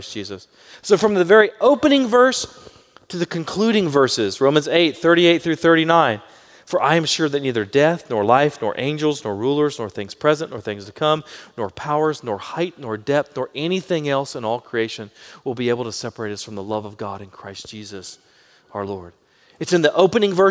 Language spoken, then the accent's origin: English; Baytown, Texas, United States; I grew up in Baytown and things were a lot slower there